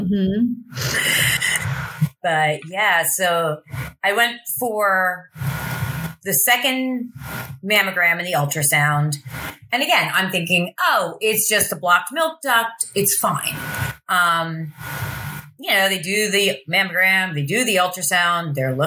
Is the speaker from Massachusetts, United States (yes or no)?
no; Lebanon, Pennsylvania, United States; moved away as an adult; also born or lived in Baltimore / Philadelphia; now in New Jersey, United States; I grew up in Lebanon, Pennsylvania, which is kind of the middle of nowhere, Pennsylvania